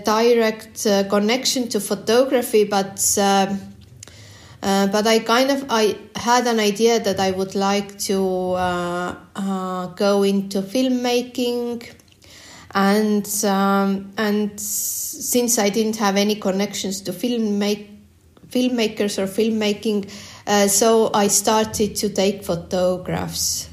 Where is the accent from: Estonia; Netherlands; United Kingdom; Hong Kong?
Estonia; I was born in the Soviet uh, Estonia, and um, and also started uh, going uh, school um, in uh, yeah during the Soviet. Soviet time.